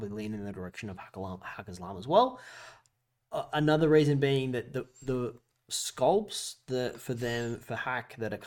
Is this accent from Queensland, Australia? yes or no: no; Newcastle, New South Wales, Australia; I'm from New South Wales.